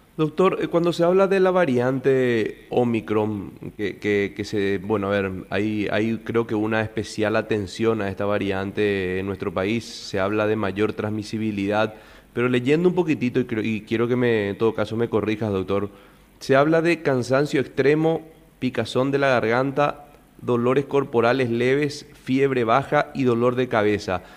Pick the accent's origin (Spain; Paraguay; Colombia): Paraguay